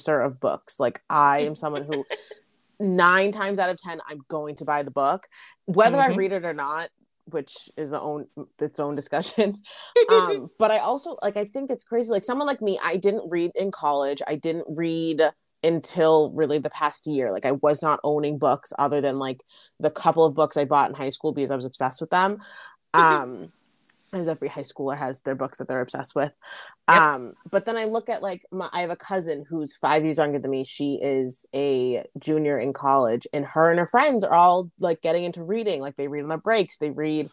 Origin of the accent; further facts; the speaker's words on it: Boston, Massachusetts, United States; growing up in Boston